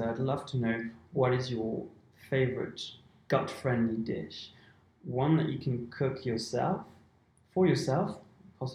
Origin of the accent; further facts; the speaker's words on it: Switzerland; I'm from Switzerland